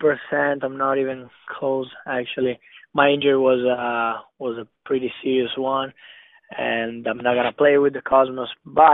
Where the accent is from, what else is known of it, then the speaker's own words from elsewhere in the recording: Italy; English is a second language; moved away as an adult; now in United States; So I came from Italy. There's less physical.